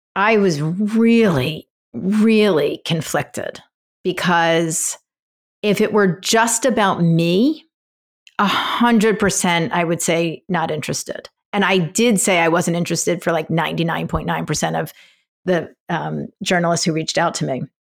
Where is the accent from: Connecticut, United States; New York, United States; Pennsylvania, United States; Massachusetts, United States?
Pennsylvania, United States; Philadelphia; moved away; I grew up in Philadelphia